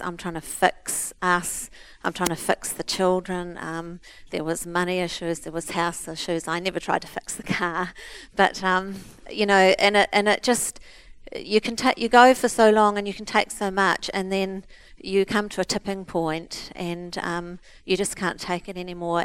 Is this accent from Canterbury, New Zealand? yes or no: yes; Christchurch, Canterbury, New Zealand; We're from Christchurch